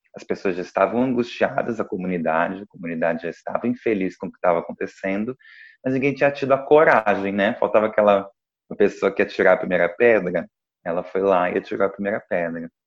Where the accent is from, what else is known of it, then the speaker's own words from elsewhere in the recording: Duque de Caxias, Rio de Janeiro, Brazil; Eu sou do Rio de Janeiro, sou de Duque de Caxias